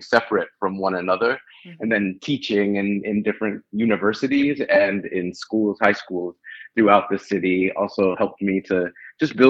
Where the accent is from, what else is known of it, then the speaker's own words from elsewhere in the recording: Western New York, United States; moved away; also born or lived in Rochester, New York / Chicago; I was actually born in Rochester, New York, and I grew up in Western New York in relatively rural environments.